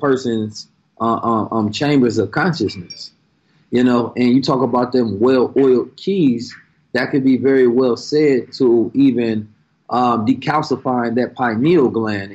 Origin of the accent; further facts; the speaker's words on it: Oakland, California, United States; moved away; also born or lived in St. Louis, Missouri; growing up in Oakland, California